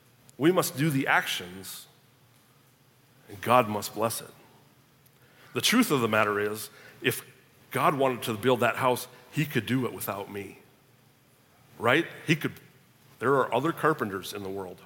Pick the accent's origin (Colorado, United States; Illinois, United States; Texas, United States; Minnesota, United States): Minnesota, United States; moved away as an adult; also born or lived in Tulsa, Oklahoma; I'm a Minnesotan